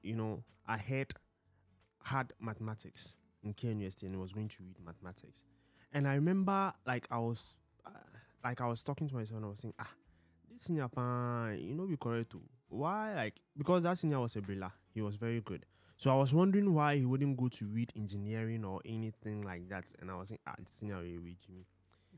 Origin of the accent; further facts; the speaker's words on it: Ghana; So we are Ghanaians. So I'm a Ghanaian